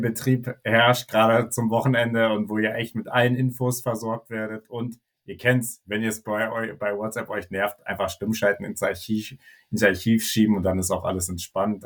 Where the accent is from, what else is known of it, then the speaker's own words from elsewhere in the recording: Germany; als Deutscher